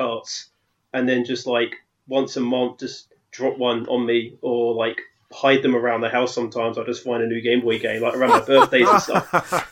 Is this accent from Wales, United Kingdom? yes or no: no; London, United Kingdom; moved away as an adult; now in Netherlands; You can tell that I'm from London, so living in the Holland